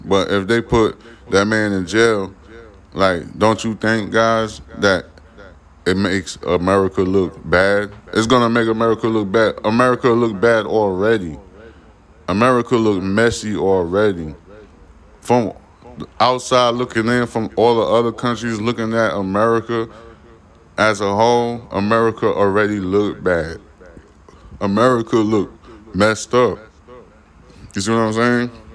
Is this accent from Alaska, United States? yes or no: no; New York City, New York, United States; I grew up. I was born in Brooklyn, New York